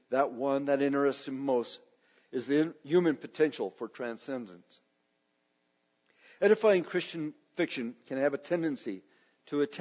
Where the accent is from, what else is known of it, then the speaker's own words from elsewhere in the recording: Nebraska, United States; I was from Nebraska